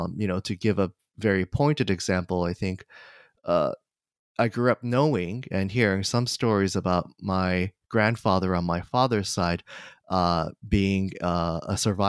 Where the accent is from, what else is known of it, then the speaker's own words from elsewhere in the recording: Kanagawa, Japan; So I was born and raised in Kanagawa, Japan, just south of Tokyo. And my parents still live in that area.